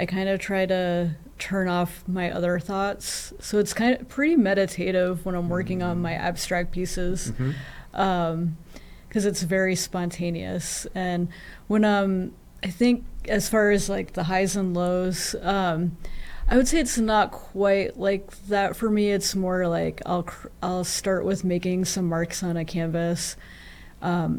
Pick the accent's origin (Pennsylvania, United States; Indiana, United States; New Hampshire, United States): New Hampshire, United States; Chesterfield; moved away as an adult; also born or lived in Chicago; I grew up in Chesterfield, New Hampshire